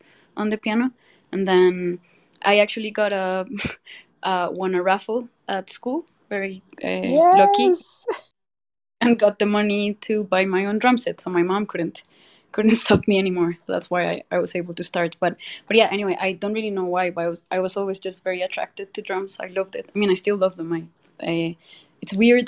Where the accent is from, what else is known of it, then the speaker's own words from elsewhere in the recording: Bogotá, Colombia; now in Mexico City, Mexico; I'm from Colombia, born and raised.